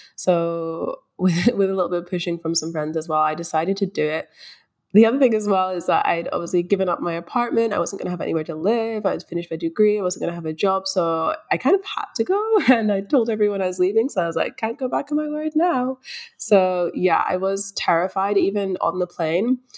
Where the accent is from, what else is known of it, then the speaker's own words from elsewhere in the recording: Scotland, United Kingdom; moved away as an adult; also born or lived in London; now in Melbourne, Australia; I was born in London, but I spent most of my life in Scotland, so I just say I'm from Scotland.